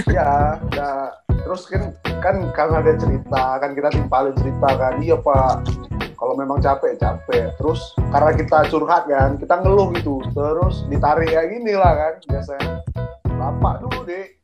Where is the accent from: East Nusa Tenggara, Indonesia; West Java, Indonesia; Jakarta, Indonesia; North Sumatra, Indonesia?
North Sumatra, Indonesia; Medan; karena kita juga sebenarnya besar di Medan